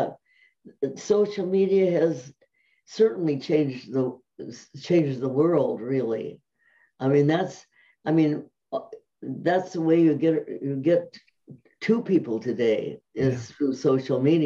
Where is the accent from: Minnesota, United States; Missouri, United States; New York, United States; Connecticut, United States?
Minnesota, United States; Minneapolis; moved away as an adult; now in California, United States; I grew up in Minneapolis, Minnesota